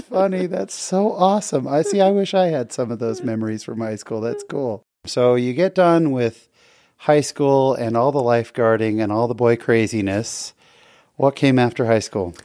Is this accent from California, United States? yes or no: yes; San Jose, California, United States; We grew up together in San Jose